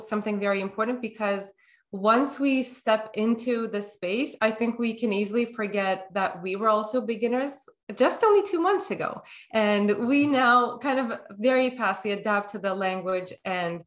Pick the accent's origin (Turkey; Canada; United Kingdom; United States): Turkey; now in North America; Although I live in North America, things are more available to me than if I was living in my home country, which is Turkey